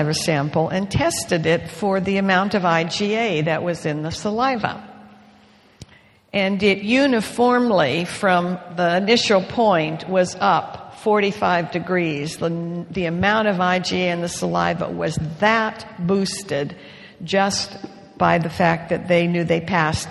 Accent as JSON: {"language": "English", "country": "Canada", "tie": "born or raised there", "moved": "yes", "said": "I grew up with Leroy in Canada when I was a girl"}